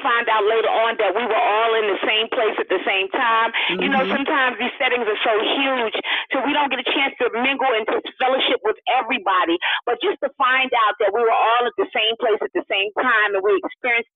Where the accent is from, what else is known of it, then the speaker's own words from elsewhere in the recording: New York, United States; we're all from New York. Most of us are from New York, outside of the Clarks